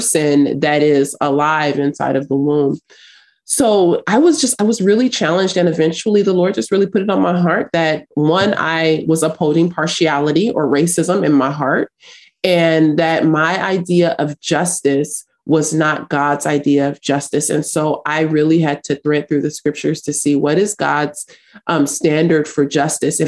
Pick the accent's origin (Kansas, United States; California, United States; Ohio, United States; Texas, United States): California, United States; Los Angeles; also born or lived in South Africa; I grew up in South Central Los Angeles, and I grew up fighting